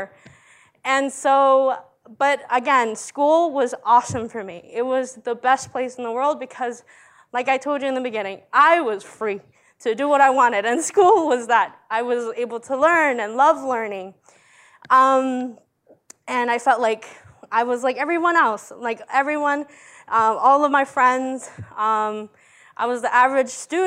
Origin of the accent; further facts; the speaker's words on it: Montgomery County, Maryland, United States; English is a second language; also born or lived in El Salvador; I come from Maryland in Montgomery County